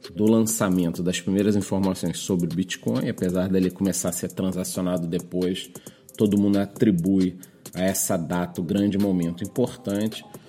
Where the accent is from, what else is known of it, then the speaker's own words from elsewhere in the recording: Brazil; eu como brasileiro